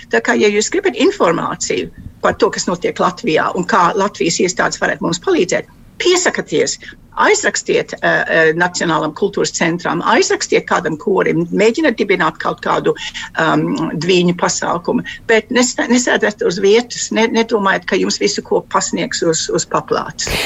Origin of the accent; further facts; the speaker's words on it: England, United Kingdom; es esmu dzimusi Anglijā no latviešu vecākiem